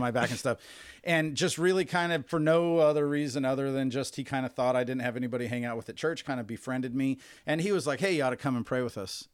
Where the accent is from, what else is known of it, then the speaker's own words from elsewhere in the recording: Bakersfield, California, United States; I definitely identify with Bakersfield